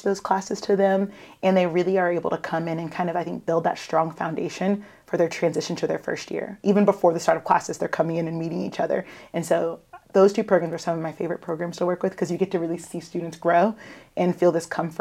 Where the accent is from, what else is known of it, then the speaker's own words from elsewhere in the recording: Savannah, Georgia, United States; now in Augusta, United States; I grew up in Savannah